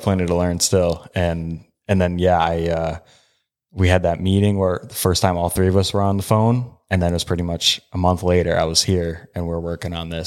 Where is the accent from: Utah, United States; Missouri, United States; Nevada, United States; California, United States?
Utah, United States; I'm from Utah.